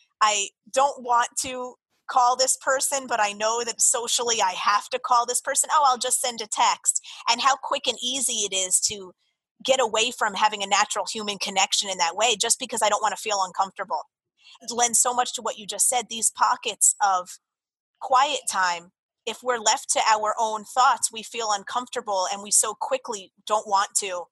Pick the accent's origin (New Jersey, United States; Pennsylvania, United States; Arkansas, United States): New Jersey, United States; Jersey Shore; born or raised there; moved away as an adult; also born or lived in Florida